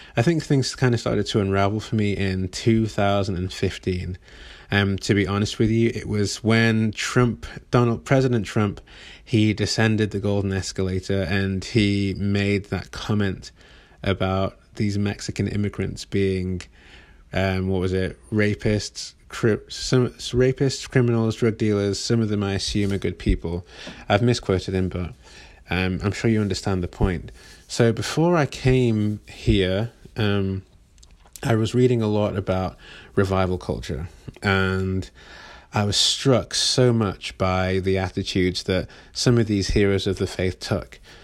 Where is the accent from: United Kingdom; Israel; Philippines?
United Kingdom; England; moved away as an adult; now in Northern California, United States; I am from England, as you can probably tell, as you can hopefully tell, but I've been living in Northern California for almost nine years now